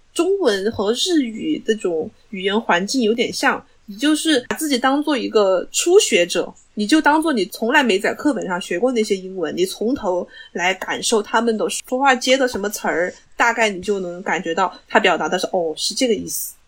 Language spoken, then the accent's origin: Chinese; China; 作为中国人